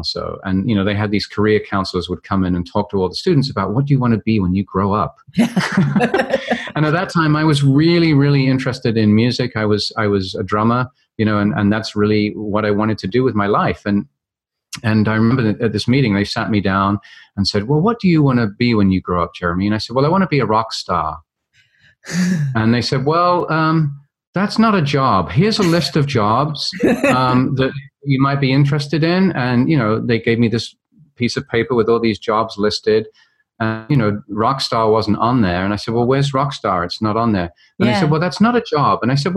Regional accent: London, United Kingdom; I grew up in London, England, and went to a very traditional school

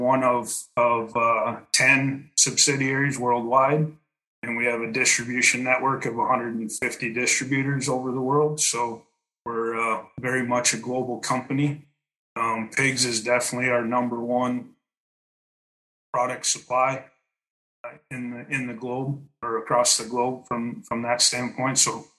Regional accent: West Central Minnesota, United States; moved away as an adult; also born or lived in Kansas; now in Wisconsin, United States; from Minitube USA. I'm the CCO here. I was born and raised in West Central Minnesota on a pretty diverse farming operation back in the late 80s and early 90s.

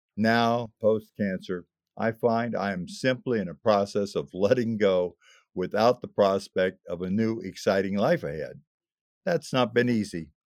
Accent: Illinois, United States; moved away as an adult; my hometown in Illinois

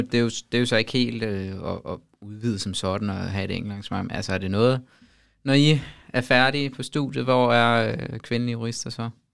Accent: Denmark; som dansker

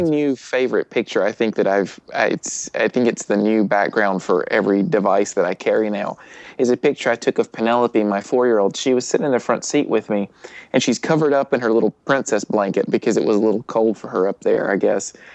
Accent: Alabama, United States; I'm from Alabama

